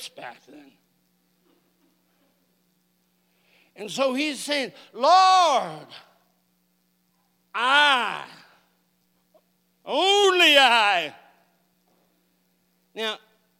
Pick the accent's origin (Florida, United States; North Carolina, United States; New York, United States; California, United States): California, United States; now in Oklahoma, United States; I grew up in California